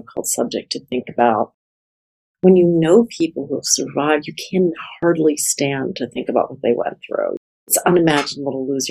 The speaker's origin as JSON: {"language": "English", "country": "United States", "said": "I'm ashamed of being an American often."}